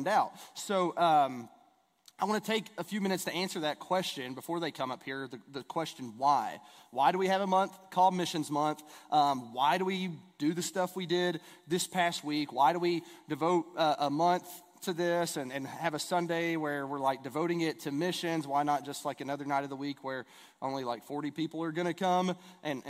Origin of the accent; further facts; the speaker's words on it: East Kentucky, United States; I grew up in East Kentucky